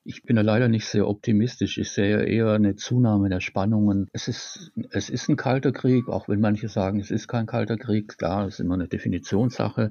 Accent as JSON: {"language": "German", "town": "Tübingen", "region": "Baden-Württemberg", "country": "Germany", "tie": "born or raised there", "said": "ich bin gebürtiger Tübinger, habe auch in Tübingen dann Volkswirtschaft studiert"}